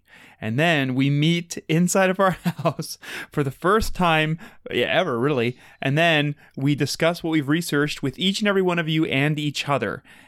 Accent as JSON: {"language": "English", "town": "Minneapolis", "region": "Minnesota", "country": "United States", "said": "I'm from Minneapolis. That's still Minnesota."}